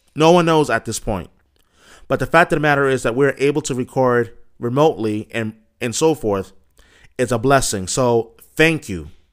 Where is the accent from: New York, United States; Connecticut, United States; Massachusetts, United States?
Massachusetts, United States; Boston; being a Bostonian